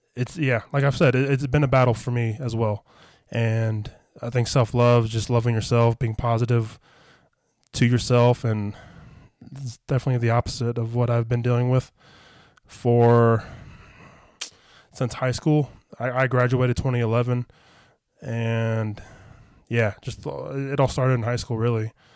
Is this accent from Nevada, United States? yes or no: yes; Las Vegas, Nevada, United States; I was back in Vegas